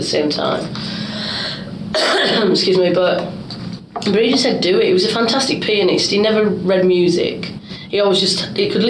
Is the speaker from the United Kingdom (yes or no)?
yes; Workington, North West England, United Kingdom; I'm from Workington in Cumbria.